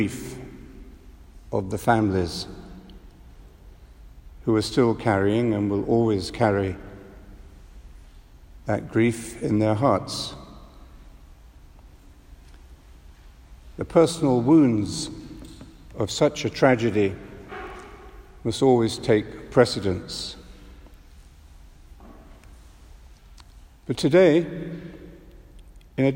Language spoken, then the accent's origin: English; London, United Kingdom; As a Londoner